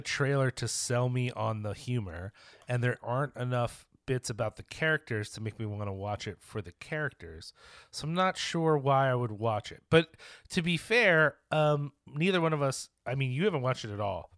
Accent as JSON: {"language": "English", "region": "New York", "country": "United States", "said": "as a New Yorker"}